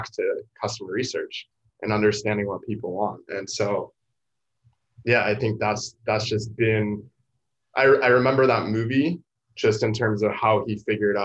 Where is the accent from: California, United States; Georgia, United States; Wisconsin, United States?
California, United States; San Diego; I'd never been to San Diego State despite growing up in San Diego